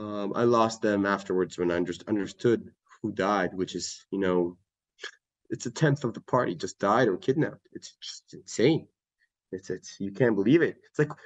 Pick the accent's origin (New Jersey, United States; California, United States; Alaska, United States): California, United States; San Francisco; also born or lived in Israel / Atlanta, United States; So I was born in San Francisco, and then I was on and off U.S. Israel. I was in Atlanta, Georgia for a couple of years. I'm American, half Israeli.